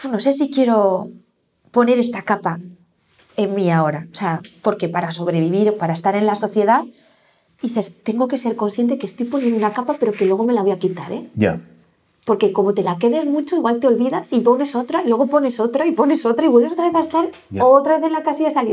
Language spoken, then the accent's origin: Spanish; Vitoria, Basque Country, Spain; also born or lived in Barcelona / Madrid; ¿a, dónde pertenezco? O sea, soy de Vitoria, soy de Barcelona, soy de Madrid, ya no soy, no tengo esta, no era mi casa la que he construido